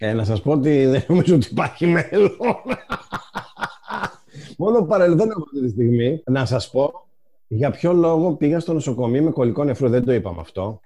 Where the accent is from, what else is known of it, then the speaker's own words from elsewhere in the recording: northern Greece, Greece; εγώ είμαι από τη Βόρεια Ελλάδα